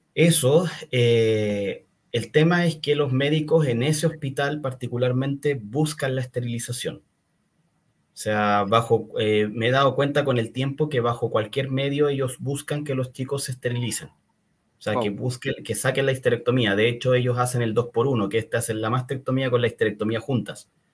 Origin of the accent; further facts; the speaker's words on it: Chile; soy chileno, eh, vivo principalmente acá